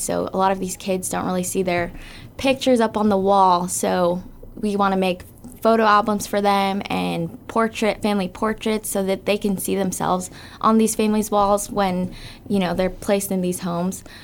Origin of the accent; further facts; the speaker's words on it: Guam; I was born and raised here on Guam